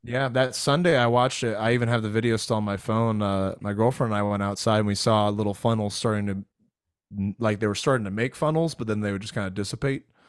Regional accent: Florida, United States; moved away; I grew up in Florida

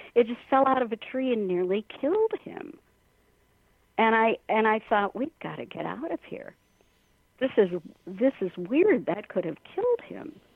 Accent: Minnesota, United States; our home state, Minnesota

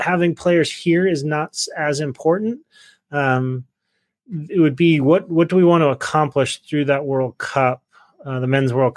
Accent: Salt Lake City, Utah, United States; moved away; I grew up in Salt Lake

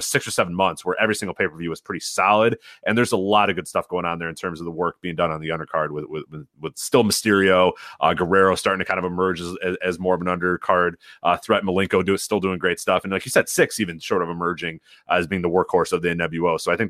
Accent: Chicago, Illinois, United States; obviously I grew up in Chicago

